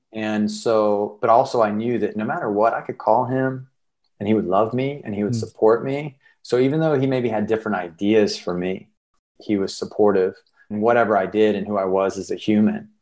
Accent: South Carolina, United States; moved away as an adult; now in Los Angeles, United States; I'm a storyteller from South Carolina and I'm living in Los Angeles

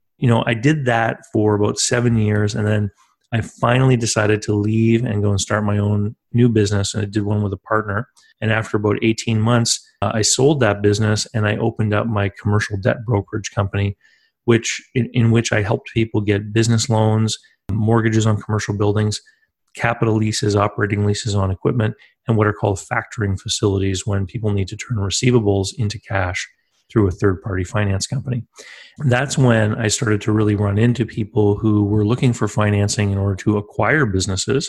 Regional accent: East Coast of Canada, Canada; I'm from the East Coast of Canada, and I grew up here near two different coastlines, actually

